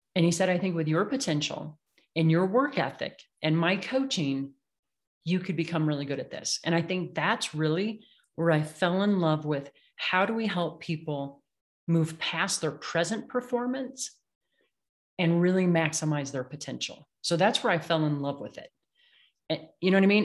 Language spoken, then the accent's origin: English; Illinois, United States; moved away; I grew up in the Midwest, right, in Illinois, where everything's flat